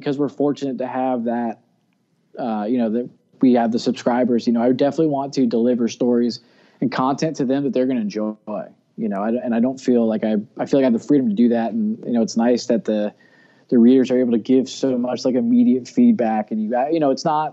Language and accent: English; Florida, United States; I grew up in Florida on a barrier island